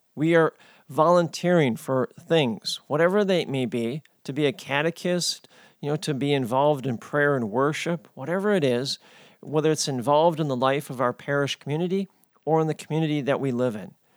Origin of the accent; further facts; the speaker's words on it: United States